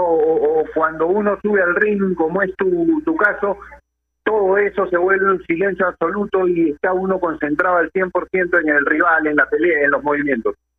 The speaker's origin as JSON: {"language": "Spanish", "country": "Peru", "said": "Como peruanos"}